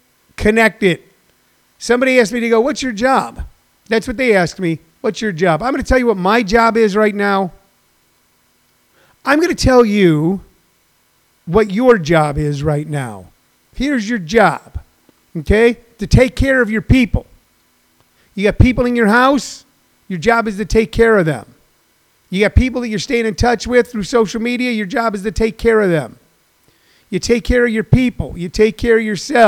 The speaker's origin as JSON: {"language": "English", "region": "Missouri", "country": "United States", "tie": "born or raised there", "moved": "yes", "said": "in Missouri, my home state, which I still deeply love and have so many wonderful friends there"}